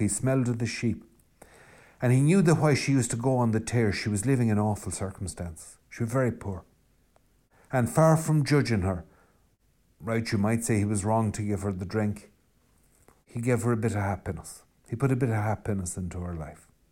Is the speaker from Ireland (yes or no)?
yes; west of Ireland, Ireland; I'm Irish and I'm from the West